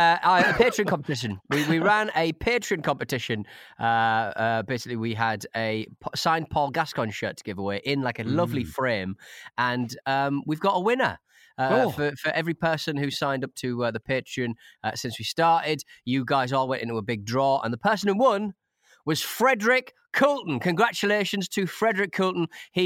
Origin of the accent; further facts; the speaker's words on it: Ireland; because I am an Irishman, feel free to re-gift it.